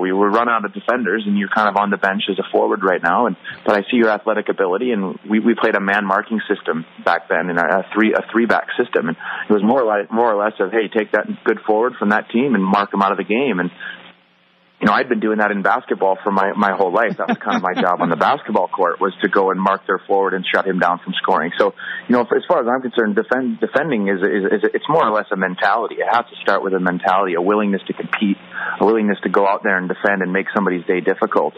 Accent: Green Bay, Wisconsin, United States; moved away as an adult; growing up in Wisconsin, midwestern town

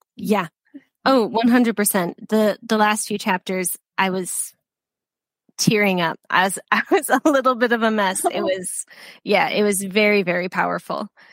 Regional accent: United States; now in United Kingdom; I'm from the States and I live in the UK now

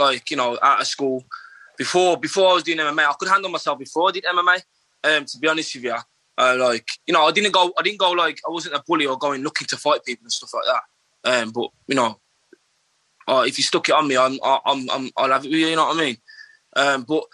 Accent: Wolverhampton, West Midlands, United Kingdom; I grew up in Wolverhampton, man. I've lived here all my life

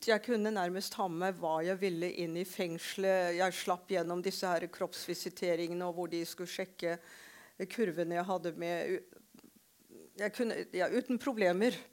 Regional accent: Shillong, Meghalaya, India; now in Norway; For jeg ble født og vokste opp i India.

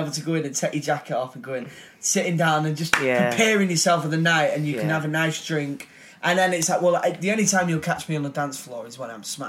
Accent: United Kingdom; on a night out again, I'm Brit abroad. I'm not cool. I get hammered.

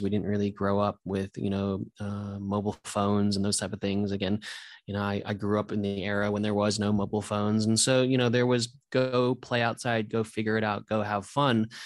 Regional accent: Santa Monica, California, United States; also born or lived in New Zealand; I was actually born in New Zealand, but I grew up in Santa Monica, um, from about the age of four.

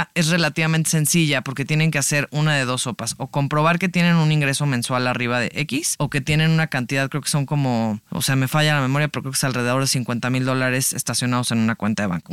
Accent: San Miguel de Allende, Guanajuato, Mexico; now in Mexico City, Mexico; yo soy de San Miguel de Allende, Guanajuato

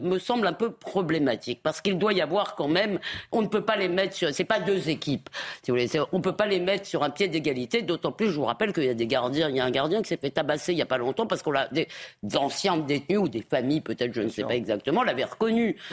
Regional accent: Épinay-sur-Seine, Île-de-France, France; j'ai grandi à Épinay-sur-Seine

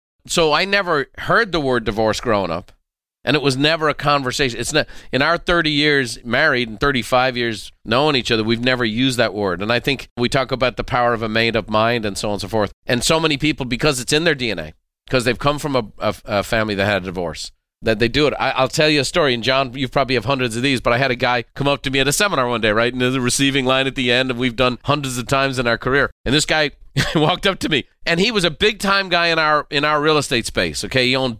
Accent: Ireland; You know, this growing up in Ireland, you know, we didn't have a lot of racial diversity.

